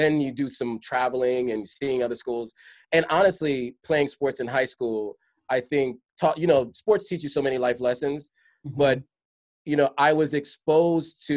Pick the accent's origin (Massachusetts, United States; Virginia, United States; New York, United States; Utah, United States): New York, United States; New York City; moved away; also born or lived in Hershey, Pennsylvania; growing up in the Bronx